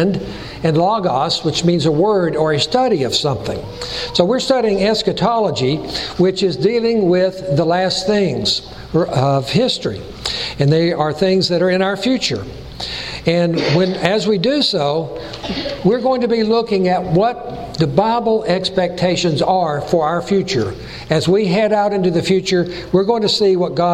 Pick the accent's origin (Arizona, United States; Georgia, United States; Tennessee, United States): Tennessee, United States; Chattanooga; accent: Tennessee; also born or lived in California; the people would tease me about my Tennessee accent because I was born and raised in Chattanooga